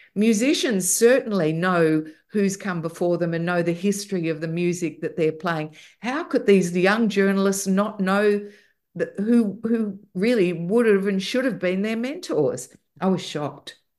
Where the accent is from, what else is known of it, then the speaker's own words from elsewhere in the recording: Australia; in Australia, we grew up with all the music we had from the U K, from Canada, and from the States, as well as our local music